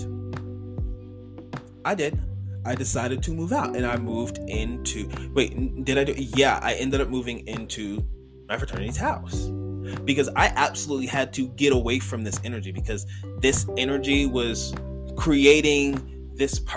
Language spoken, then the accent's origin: English; New York, United States; moved away as an adult; also born or lived in Campbellsville, Kentucky / Lexington, Kentucky; I'm literally from New York